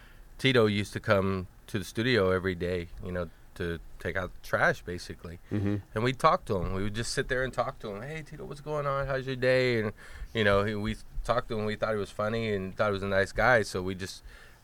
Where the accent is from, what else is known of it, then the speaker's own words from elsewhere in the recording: Miami, Florida, United States; I'm from